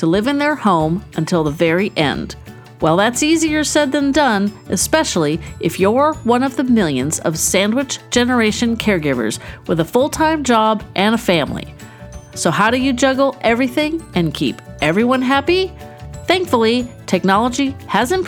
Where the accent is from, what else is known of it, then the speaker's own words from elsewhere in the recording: California, United States; I am from California